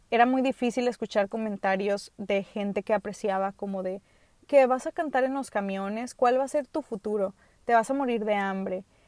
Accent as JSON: {"language": "Spanish", "country": "United States", "tie": "born or raised there", "first_language": "English", "second_language": "Spanish", "moved": "yes", "said": "yo nací, como les he dicho, en Estados Unidos. Allá no tenía primos, pues soy hija única"}